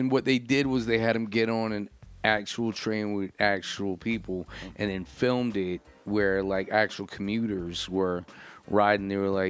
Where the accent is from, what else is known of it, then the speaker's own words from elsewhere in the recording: New Jersey, United States; I grew up in Jersey.